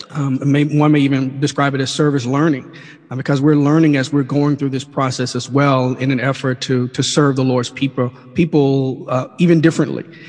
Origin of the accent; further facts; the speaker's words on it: Mississippi, United States; moved away as an adult; also born or lived in Washington D.C.; now in Oxford, United States; We're natives of Mississippi